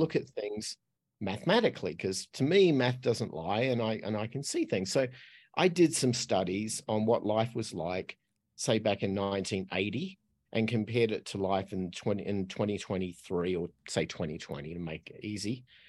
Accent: Australia; accent: Australian; moved away as an adult; I'm Australian, so that's what the accent is. Uh, but I left there when I was twenty-five

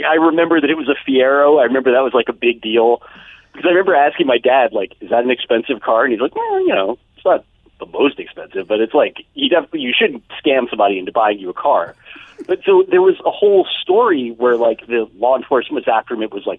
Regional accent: Bergen County, New Jersey, United States; there was a guy in Bergen County, New Jersey, where I grew up

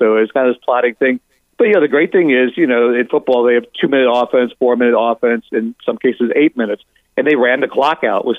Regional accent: near Cleveland, Ohio, United States; moved away; I grew up near Cleveland

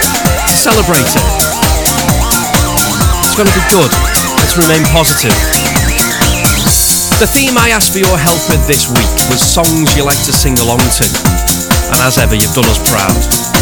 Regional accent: Liverpool, North West England, United Kingdom; I should say Kooks because I'm from Liverpool.

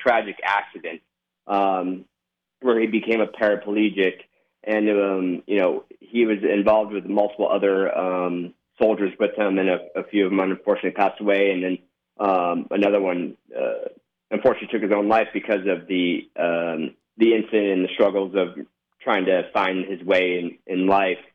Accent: Las Vegas, Nevada, United States; I'm born and raised in Las Vegas.

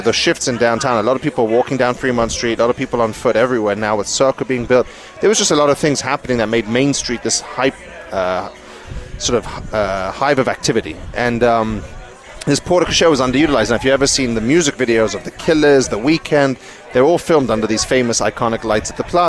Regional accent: England, United Kingdom; I'm English

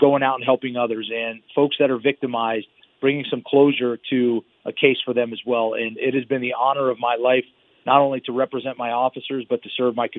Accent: New York, United States; born there; now in Las Vegas, United States; My father was a police officer in New York. I was born in New York, and he came out here to Vegas and became a police officer here.

